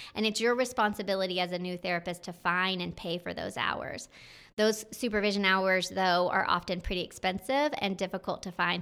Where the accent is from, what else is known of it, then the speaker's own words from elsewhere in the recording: North Georgia, United States; I'm from the North Georgia area